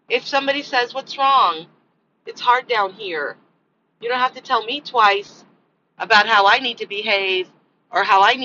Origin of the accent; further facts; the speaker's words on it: United States; I'm American. I'm an American angel. That's where I was born. Here.